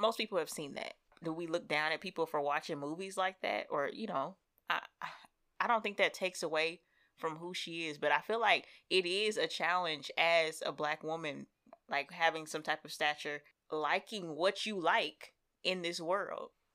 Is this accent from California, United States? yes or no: no; Seattle, Washington, United States; I am from the West Coast and everybody makes the jokes about me being from Seattle